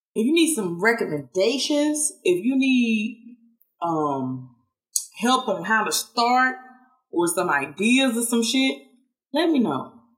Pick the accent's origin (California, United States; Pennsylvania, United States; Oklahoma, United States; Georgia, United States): Georgia, United States; Statesboro; now in Washington, D.C., United States; people in my hometown where I'm originally from, F. Statesboro, Georgia